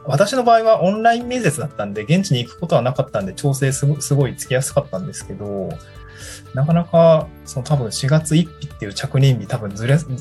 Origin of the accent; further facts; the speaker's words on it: Niigata, Japan; also born or lived in Tokyo; now in Awaji Island, Japan; 新潟市は私の出身ですね。